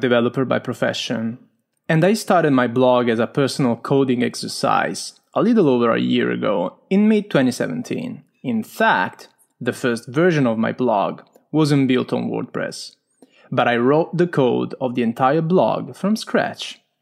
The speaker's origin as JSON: {"language": "English", "country": "Italy", "accent": "strong Italian", "second_language": "English", "said": "I'm Italian, as you can hear from my strong accent"}